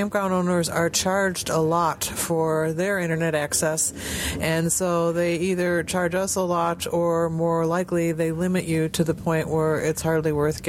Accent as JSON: {"language": "English", "town": "Chicago", "region": "Illinois", "country": "United States", "said": "we're from the Chicago area"}